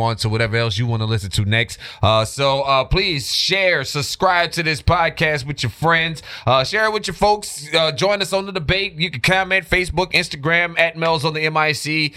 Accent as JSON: {"language": "English", "region": "Louisiana", "country": "United States", "tie": "born or raised there", "said": "My home state, Louisiana"}